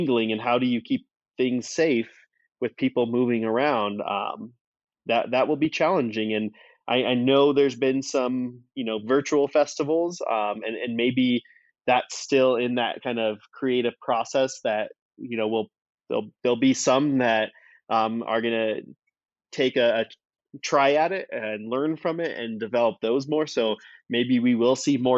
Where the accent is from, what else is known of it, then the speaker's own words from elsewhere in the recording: Wyoming, United States; I grew up in Wyoming